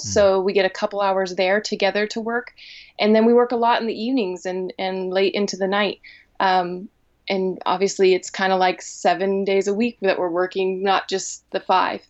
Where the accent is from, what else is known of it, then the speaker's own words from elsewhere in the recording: Helvetia, West Virginia, United States; also born or lived in Northfield, Minnesota / Chicago; I grew up in Helvetia